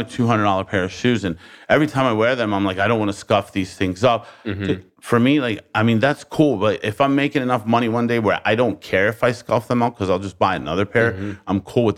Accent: Baltimore, Maryland, United States; I lived there I lived there for 42 years, Baltimore City.

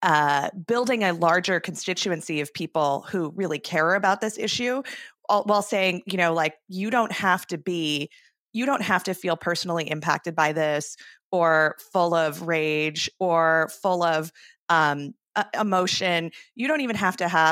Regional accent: Arizona, United States; my home state of Arizona

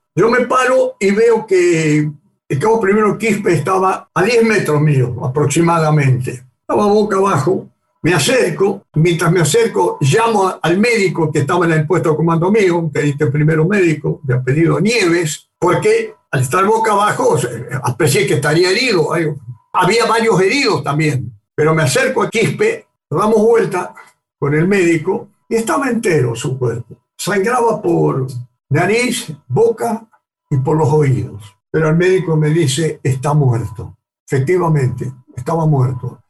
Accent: Argentina; tanto argentinos como británicos

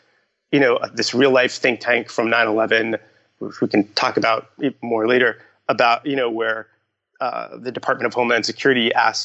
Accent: Long Island, New York, United States; in high school, like growing up on Long Island

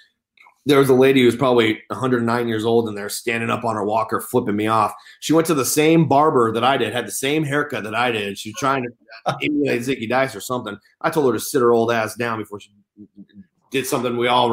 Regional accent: California, United States; I'm from California, born and raised

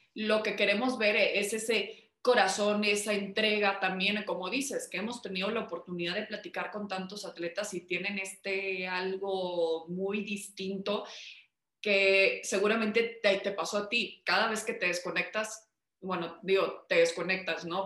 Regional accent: Mexico; como mexicanos

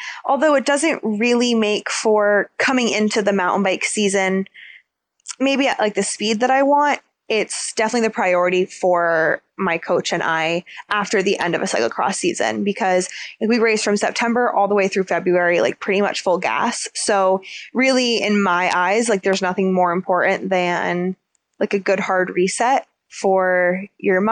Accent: United States; being American

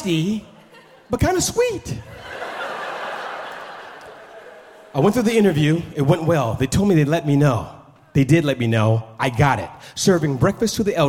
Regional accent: Oakland, California, United States; moved away as an adult; also born or lived in Los Angeles, California; I grew up on East 14th in Oakland, California

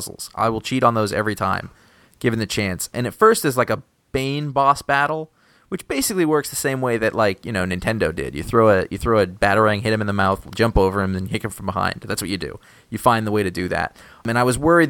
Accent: Maine, United States; moved away; my home state of Maine

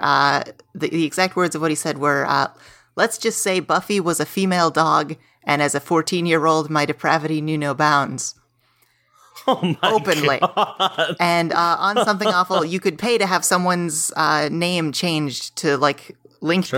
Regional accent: Pittsburgh, Pennsylvania, United States; moved away as an adult; now in Los Angeles, United States; I am from Pittsburgh

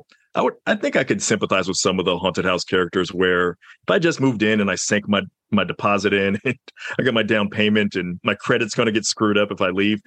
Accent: the South, United States; I'm from the South

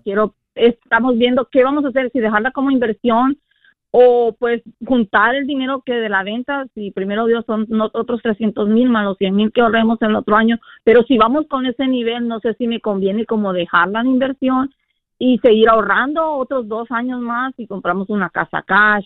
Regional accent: Honduras; soy de Honduras

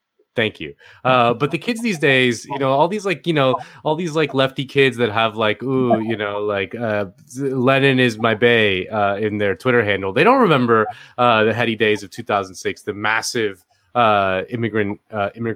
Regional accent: Miami, Florida, United States; moved away as an adult; now in Los Angeles, United States; I live in LA. I'm a transplant. I'm from Miami originally, but I moved here in 2016

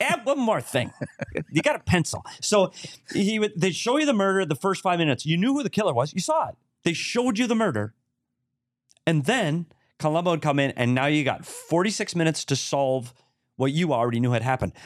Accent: Bemidji, Minnesota, United States; my hometown, Bemidji

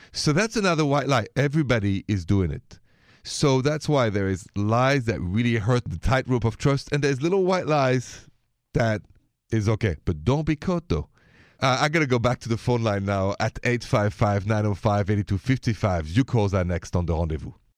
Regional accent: Paris, Île-de-France, France; accent: French; now in United States; My accent is French. I'm from Paris, but I live here, work here, and love being an American citizen.

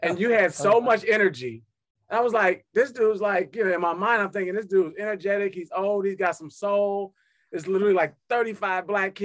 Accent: Chicago, Illinois, United States; I'm from Chicago

